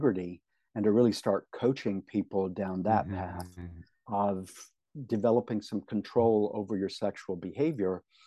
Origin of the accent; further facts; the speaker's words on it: Tennessee, United States; moved away as an adult; Tennessee is my home state. Mm. It's where I lived until 4 years ago